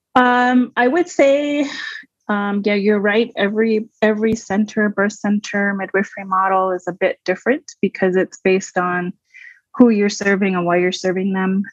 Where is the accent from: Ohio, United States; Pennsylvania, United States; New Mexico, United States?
New Mexico, United States; Waterflow; I grew up mostly in the Waterflow Four Corners area, New Mexico.